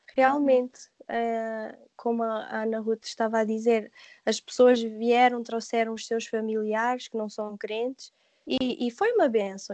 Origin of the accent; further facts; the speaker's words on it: Portugal; moved away; eu sou portuguesa